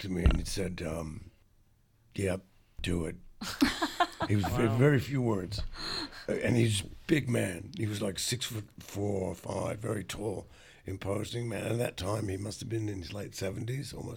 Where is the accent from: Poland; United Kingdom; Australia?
Australia; Adelaide, South Australia; moved away; I grew up in Adelaide